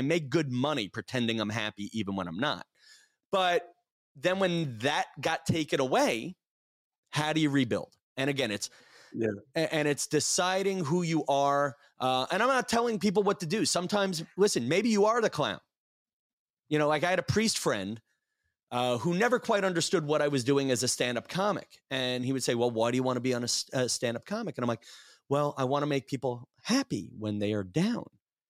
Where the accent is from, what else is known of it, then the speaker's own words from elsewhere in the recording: New York City, New York, United States; born there; You know, like I was born in Southeast Brooklyn, and yeah, that's a very Republican neighborhood.